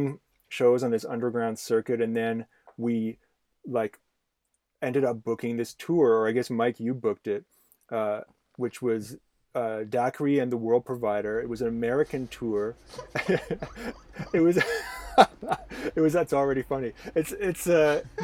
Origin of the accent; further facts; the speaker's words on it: Ottawa, Ontario, Canada; We're all from Ottawa